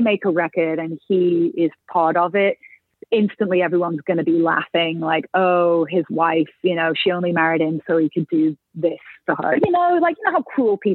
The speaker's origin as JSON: {"language": "English", "country": "United Kingdom", "moved": "yes", "lives_now": "Nashville, United States", "said": "being British"}